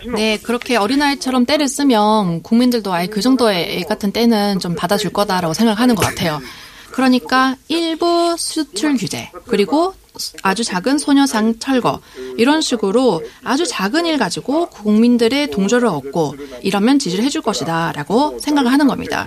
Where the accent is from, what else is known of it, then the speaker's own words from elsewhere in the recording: Japan; 그 일본인으로서